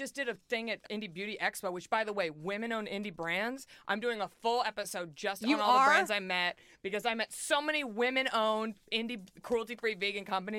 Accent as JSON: {"language": "English", "region": "Texas", "country": "United States", "said": "I'm from Texas, okay? We can handle beauty, okay?"}